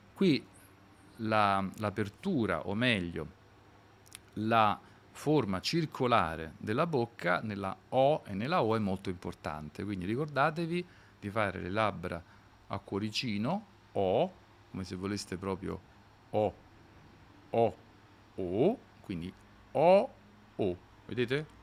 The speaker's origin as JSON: {"language": "Italian", "town": "Naples", "region": "Campania", "country": "Italy", "said": "io prima di tutto che sono napoletano"}